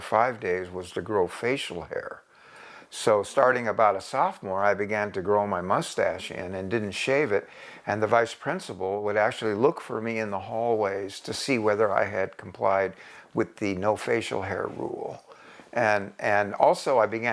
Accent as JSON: {"language": "English", "town": "Coronado", "region": "California", "country": "United States", "tie": "born or raised there", "also_born_or_lived": "Bryan, Texas", "said": "growing up in a Southern California surfer town"}